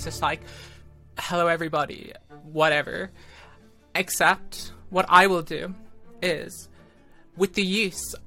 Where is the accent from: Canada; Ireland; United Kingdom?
Ireland